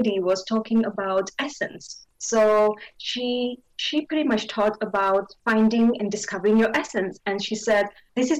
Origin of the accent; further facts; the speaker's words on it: India; moved away as an adult; now in London, United Kingdom; I was born and raised in India and born in a Christian family, raised there.